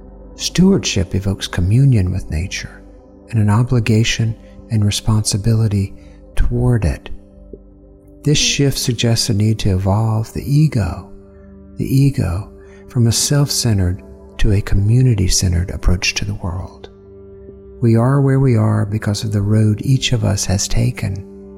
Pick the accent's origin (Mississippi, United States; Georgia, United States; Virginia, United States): Georgia, United States; Columbus; I grew up Southern Baptist in Columbus, Georgia.